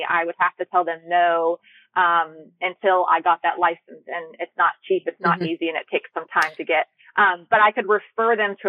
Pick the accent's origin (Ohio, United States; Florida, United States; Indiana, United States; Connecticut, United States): Ohio, United States; also born or lived in Alabama, United States / Georgia, United States; now in California, United States; I'm originally from Ohio, but I went to school in Alabama and then I lived in Georgia, which was my last home prior to California.